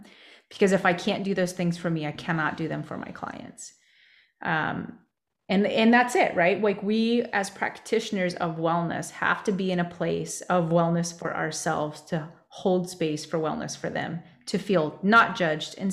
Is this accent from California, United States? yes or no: no; New Mexico, United States; growing up in New Mexico